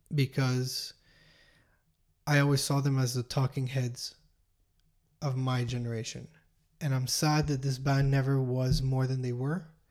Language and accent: English; Montreal, Quebec, Canada; we're from Montreal